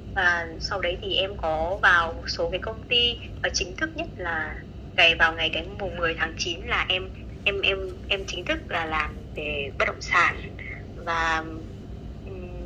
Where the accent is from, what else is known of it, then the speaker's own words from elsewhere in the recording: Nghệ An, Vietnam; now in Hanoi, Vietnam; em quê ở Nghệ